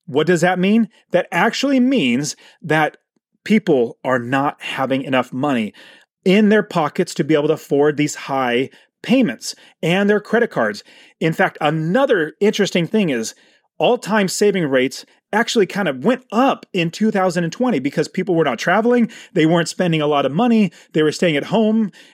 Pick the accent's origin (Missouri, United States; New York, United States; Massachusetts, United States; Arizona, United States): Arizona, United States; Phoenix; my hometown in Arizona, Phoenix, Arizona